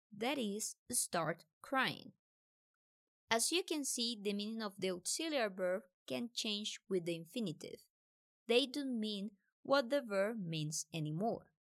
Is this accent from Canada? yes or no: no; Colombia; I'm from Colombia